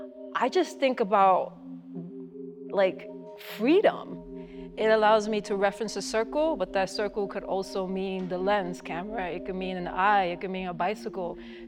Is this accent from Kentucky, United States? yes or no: no; New York City, New York, United States; also born or lived in Puerto Rico; I grew up in the Bronx. I was born in Puerto Rico. I grew up in the Bronx. I'm not that old, but I'm not that young.